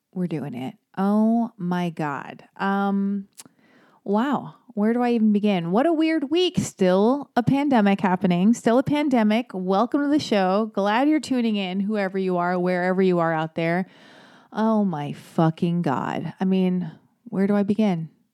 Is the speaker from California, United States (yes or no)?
yes; Los Angeles, California, United States; I was born and raised in Hollywood, I was born and raised in Los Angeles